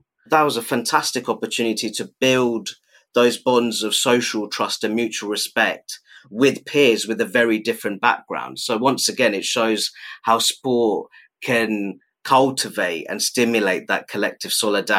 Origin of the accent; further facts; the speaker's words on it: Luton, East of England, United Kingdom; While I was born and raised here, I've visited Bangladesh on 5 occasions, and it is a country that I have a great deal of affection for and that I love very dearly.